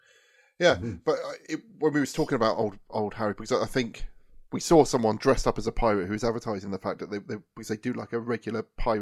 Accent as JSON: {"language": "English", "town": "Poole", "region": "South West England", "country": "United Kingdom", "moved": "as an adult", "lives_now": "Dorset, United Kingdom", "said": "But I'm from Poole originally. I left Poole when I was 19, went off, and then I came back to Dorset eventually."}